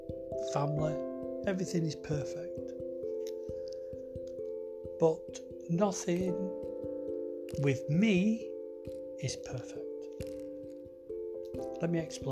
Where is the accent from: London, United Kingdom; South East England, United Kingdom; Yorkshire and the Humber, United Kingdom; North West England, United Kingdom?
North West England, United Kingdom; Wigan; I'm from Wigan